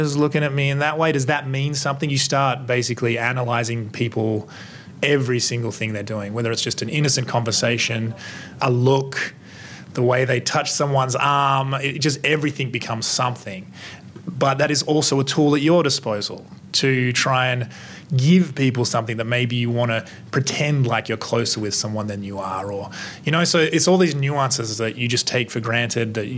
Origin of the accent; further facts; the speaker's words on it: Australia; I'm Australian